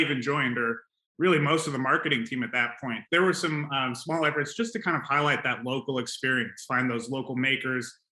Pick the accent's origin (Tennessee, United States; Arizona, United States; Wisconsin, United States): Arizona, United States; Phoenix; my hometown, making sure it's a cool place to go